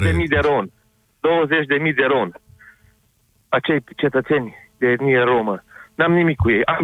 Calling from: Cluj-Napoca, Cluj County, Romania; Sunt un cetățean din Cluj, foarte supărat și revoltat totodată.

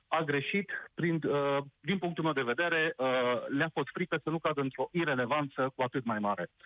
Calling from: Timișoara, Timiș County, Romania; sunt ales să sunt din Timișoara.

